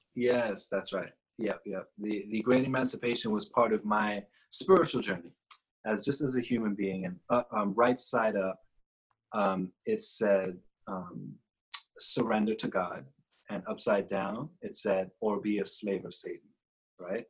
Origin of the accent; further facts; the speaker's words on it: New York, United States; also born or lived in Trinidad; I grew up in New York, was born in Trinidad, um, grew up in New York